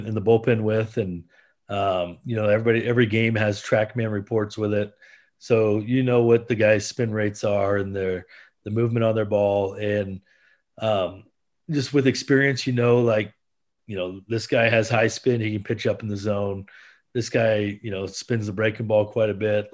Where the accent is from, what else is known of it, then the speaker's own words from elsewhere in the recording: Iowa, United States; I'm originally from Iowa